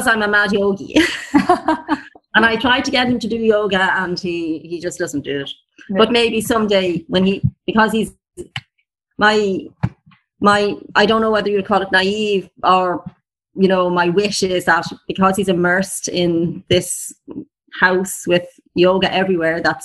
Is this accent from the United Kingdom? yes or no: no; Ireland; I am from Ireland and I live in the countryside.